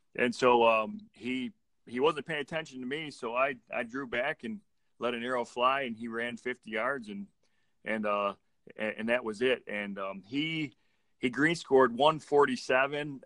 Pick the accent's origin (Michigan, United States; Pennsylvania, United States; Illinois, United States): Michigan, United States; we're from Michigan